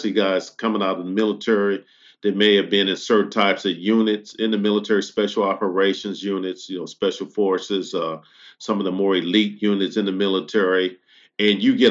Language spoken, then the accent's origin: English; United States; I'm American first because I was born in this country